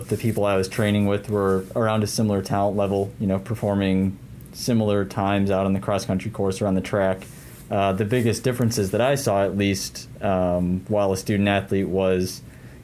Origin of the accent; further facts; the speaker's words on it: Aurora, Illinois, United States; also born or lived in DeKalb, Illinois; I grew up in Aurora. I went to Marmion Academy